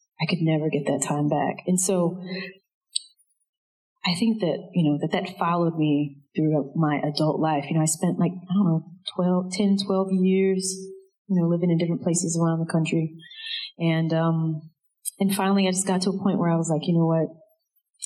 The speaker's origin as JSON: {"language": "English", "town": "DeLisle", "region": "Mississippi", "country": "United States", "tie": "born or raised there", "said": "the population of DeLille, of my hometown."}